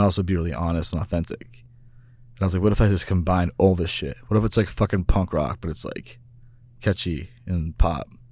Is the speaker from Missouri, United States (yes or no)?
yes; Kansas City, Missouri, United States; moved away; also born or lived in Venice Beach, California; I grew up in Kansas City